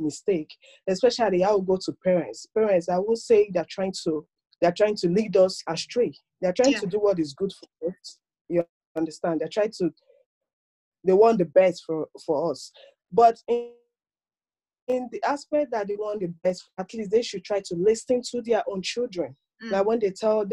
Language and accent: English; Nigeria; moved away as an adult; now in Maryland, United States; I was born and brought up in Nigeria, but I base in the United States, Maryland, precisely